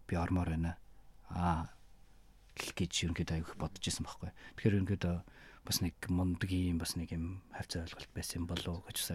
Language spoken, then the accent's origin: Mongolian; Mongolia; moved away as an adult; now in Japan; би Монгол юм